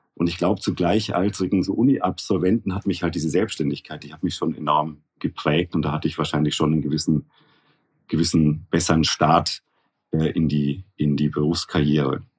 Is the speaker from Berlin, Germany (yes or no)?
no; Nuremberg, Bavaria, Germany; moved away as an adult; also born or lived in Munich / Bonn / Frankfurt; now in Switzerland; Ich bin ja gebürtiger Nürnberger, wie man, glaube ich, immer noch gut hören kann